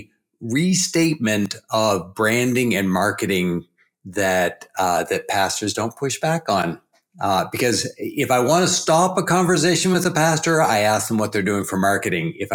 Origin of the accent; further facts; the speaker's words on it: New Brunswick, Canada; I'm from East Coast Canada, so way down east. If you go all the way 10 hours north of Boston and then hook a right and go east, that's New Brunswick, Canada, and that's where I'm from.